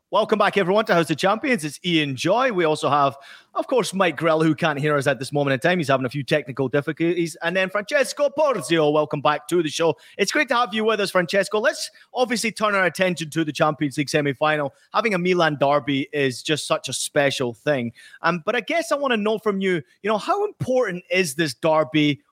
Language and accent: English; Scotland, United Kingdom; I grew up in Scotland